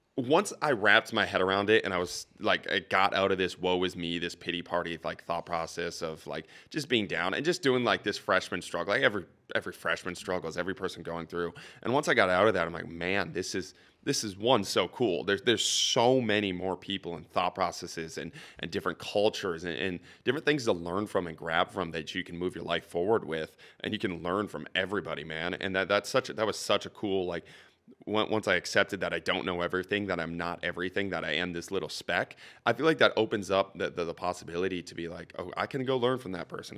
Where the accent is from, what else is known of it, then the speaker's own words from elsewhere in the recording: Saint Cloud area, Minnesota, United States; moved away as an adult; now in Saint Paul, United States; I was back home, uh, in the Saint Cloud area, really, really small town